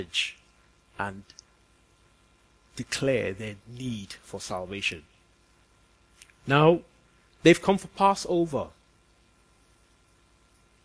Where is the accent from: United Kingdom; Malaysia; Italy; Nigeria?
Nigeria; moved away; I'm from Nigeria